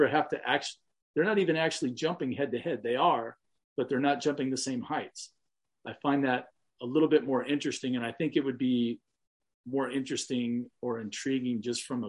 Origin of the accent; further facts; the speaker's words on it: Southern California, United States; I was from Southern California